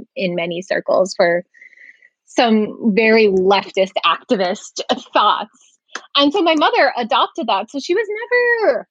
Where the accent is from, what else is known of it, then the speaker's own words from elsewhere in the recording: Massachusetts, United States; also born or lived in Ohio / San Diego / Germany; I was born and raised in Massachusetts.